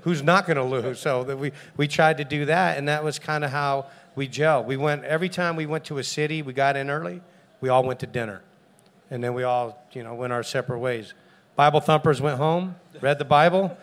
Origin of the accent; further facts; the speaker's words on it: San Diego, California, United States; I'm in my hometown